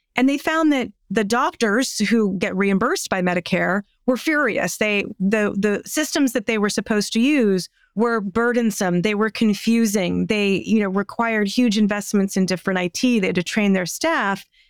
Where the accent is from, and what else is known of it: United States